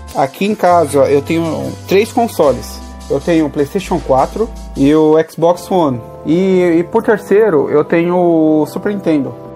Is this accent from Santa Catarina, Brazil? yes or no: no; São Paulo, Brazil; Eu sou aqui de São Paulo, moro aqui no, na Zona Sul